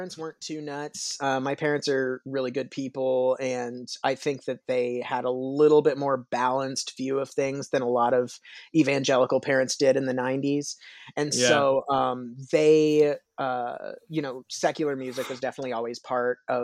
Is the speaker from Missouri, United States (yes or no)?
yes; Kansas City, Missouri, United States; I'm a Kansas City native. I've lived in Kansas City my whole life